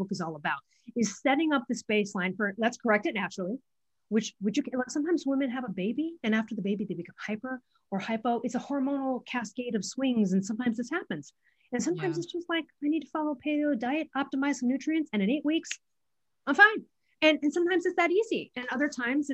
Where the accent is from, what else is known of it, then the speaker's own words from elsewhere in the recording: Midwest, United States; I'm from the Midwest